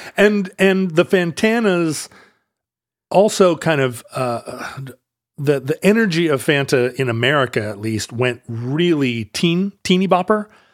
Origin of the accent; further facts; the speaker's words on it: United States; also born or lived in Seattle, Washington / Alaska; Growing up partly in Seattle and partly in Alaska, we said pop